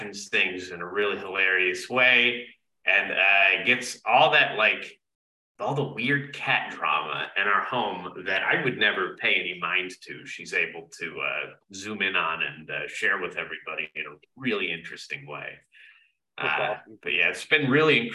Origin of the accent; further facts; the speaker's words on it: Gainesville, Florida, United States; I'm from Gainesville, Florida